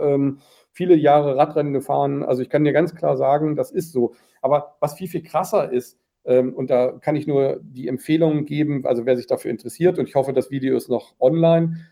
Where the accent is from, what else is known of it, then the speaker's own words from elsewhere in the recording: Germany; als Deutsche